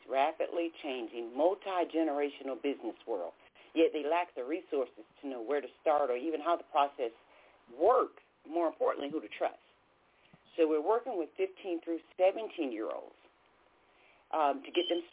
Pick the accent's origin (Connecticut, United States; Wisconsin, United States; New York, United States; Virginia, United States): Connecticut, United States; Bridgeport; now in Charlotte, United States; I'm actually from Bridgeport, Connecticut, but we're right here in Charlotte, North Carolina